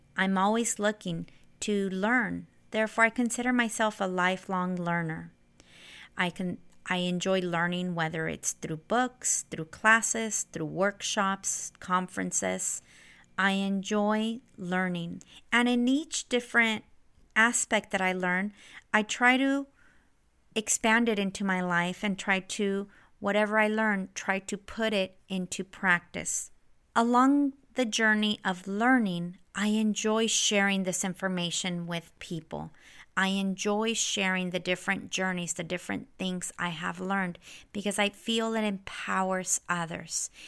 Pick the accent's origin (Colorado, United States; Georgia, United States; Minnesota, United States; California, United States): California, United States; Central Valley; moved away as an adult; also born or lived in Santa Barbara, California; now in San Diego, United States; I grew up in the Central Valley here in California.